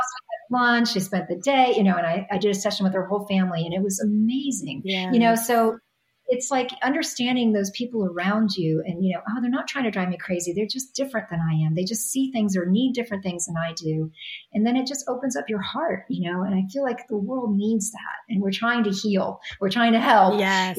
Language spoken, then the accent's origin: English; New York, United States; I'm a New Yorker